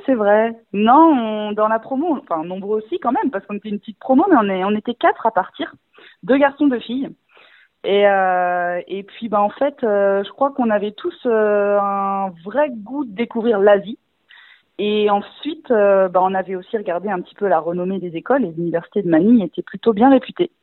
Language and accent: French; Rennes, Brittany, France; toute ma famille et mes amis dans le secteur puisque je suis rennaise